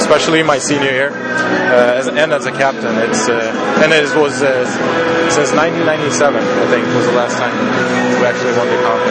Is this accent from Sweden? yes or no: yes; Sweden; moved away as an adult; now in North Andover, United States; I'm from Sweden